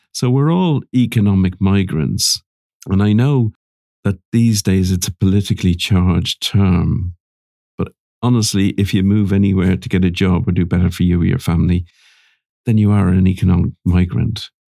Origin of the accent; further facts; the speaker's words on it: Ireland; accent: Irish; moved away; also born or lived in London; I almost felt Like I had to change my accent so I didn't stand out as being Irish.